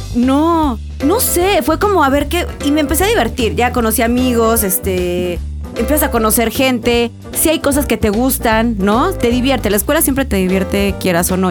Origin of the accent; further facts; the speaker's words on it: Córdoba, Veracruz, Mexico; moved away as an adult; now in Mexico City, Mexico; Yo nací aquí porque mis papás sí son de aquí, mis abuelas y todos son de Veracruz y yo viví toda mi vida en, Veracruz.